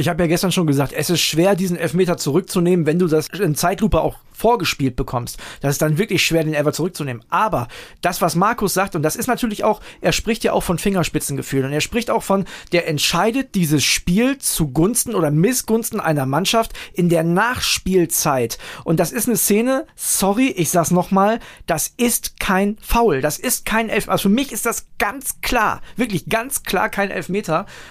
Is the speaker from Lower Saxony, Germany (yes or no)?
yes; Wilhelmshaven, Lower Saxony, Germany; meine Heimatstadt Wilhelmshaven